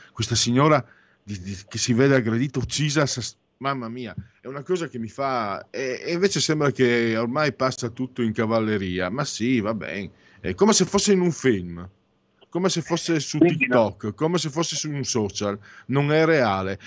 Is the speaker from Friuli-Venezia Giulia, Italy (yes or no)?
yes; San Vito al Tagliamento, Friuli-Venezia Giulia, Italy; now in Milan, Italy; quando ero bambino a San Vito il Tagliamento, Friuli, mm, Basso Friuli